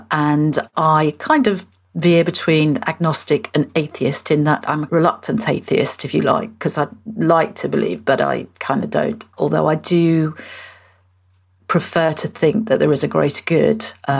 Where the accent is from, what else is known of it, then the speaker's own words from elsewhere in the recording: Liverpool, North West England, United Kingdom; moved away; I'm originally from Liverpool.